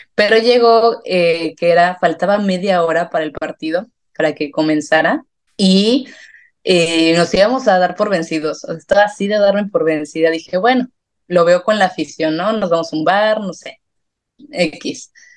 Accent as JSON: {"language": "Spanish", "town": "San Miguel de Allende", "region": "Guanajuato", "country": "Mexico", "also_born_or_lived": "León, Mexico", "moved": "as an adult", "lives_now": "Madrid, Spain", "said": "primero soy San Miguel de Allende, estudié en León, pero yo soy de San Miguel"}